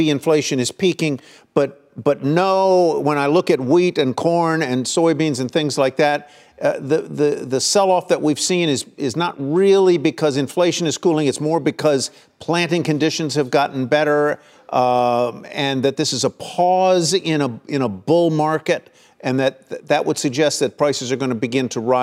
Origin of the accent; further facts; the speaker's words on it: Arlington, Virginia, United States; my hometown of Arlington, Virginia